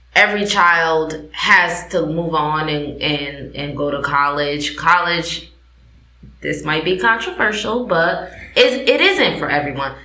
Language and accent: English; New Haven, Connecticut, United States; moved away; also born or lived in West Coast; I come from New Haven, Connecticut, Achievement First